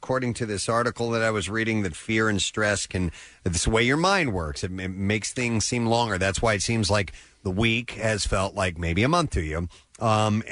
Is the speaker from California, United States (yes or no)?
no; Missouri, United States; moved away; I'm originally from Missouri